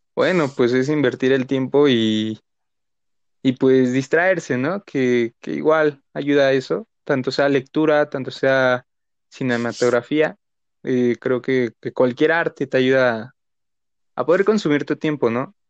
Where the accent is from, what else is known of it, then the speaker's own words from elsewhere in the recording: Mexicali, Baja California, Mexico; nací aquí en la ciudad, pero viví en Mexicali y ahora pues igual, este, en estos tiempos pues, estoy aquí en Mexicali